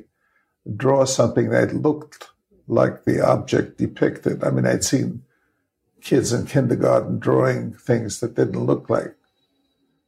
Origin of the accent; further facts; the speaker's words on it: New York City, New York, United States; I grew up in the Bronx